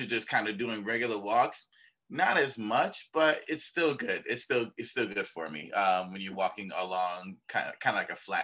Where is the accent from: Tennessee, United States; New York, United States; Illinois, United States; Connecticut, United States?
New York, United States; Buffalo; So I am from Buffalo. I'm born and raised here in Buffalo.